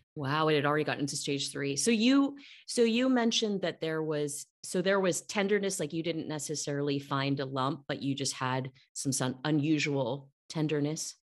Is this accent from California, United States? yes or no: yes; Cupertino, California, United States; I'm a Northern California born and raised girl